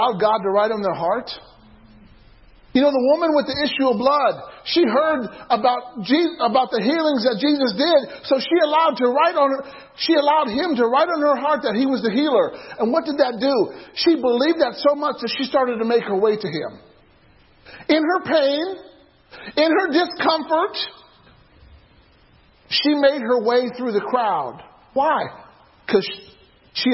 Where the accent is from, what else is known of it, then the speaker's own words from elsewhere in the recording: Illinois, United States; I used to play euchre growing up in Illinois